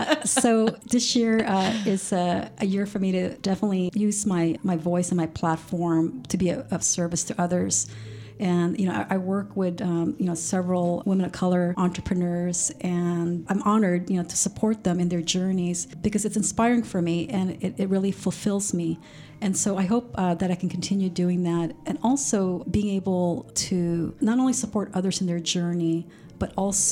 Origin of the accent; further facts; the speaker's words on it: California, United States; now in Sacramento, United States; I came from the Bay Area, and I'm sure if I started this technology company, it would be a different story in the Bay Area. Yet I was brought into the Sacramento region, you know, for personal reasons, to take care of my parents.